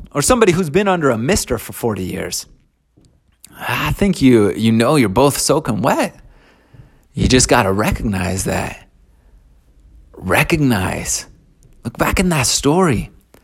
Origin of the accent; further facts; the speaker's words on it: Ogden, Utah, United States; We grew up in a small house in Ogden